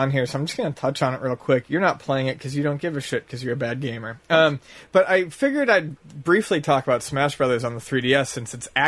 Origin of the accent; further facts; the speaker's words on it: Buffalo, New York, United States; Time yeah, from Buffalo. Yeah, I'm from Buffalo.